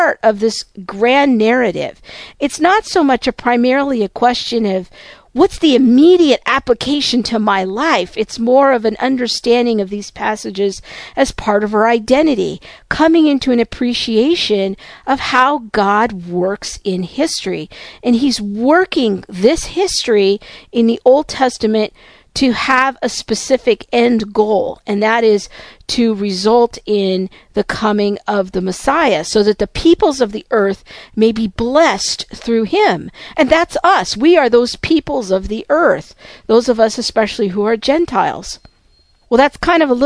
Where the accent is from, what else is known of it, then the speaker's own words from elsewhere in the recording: United States; my stories as an American